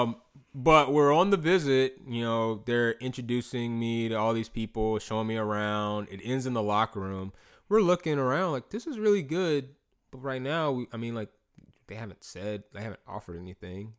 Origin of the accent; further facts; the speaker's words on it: North Augusta, South Carolina, United States; also born or lived in Clemson, South Carolina; I grew up in North Augusta, South Carolina.